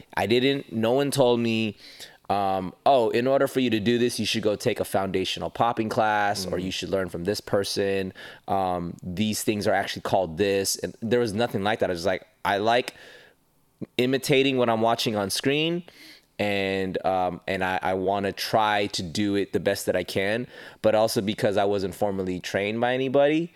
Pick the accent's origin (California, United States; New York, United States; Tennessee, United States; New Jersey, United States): California, United States; Los Angeles; also born or lived in Panorama City, California / Las Vegas; I was born in Panorama City, lived my childhood in Northridge, California